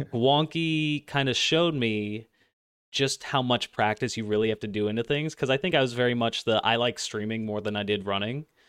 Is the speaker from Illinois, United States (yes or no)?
no; Cincinnati, Ohio, United States; I'm from Cincinnati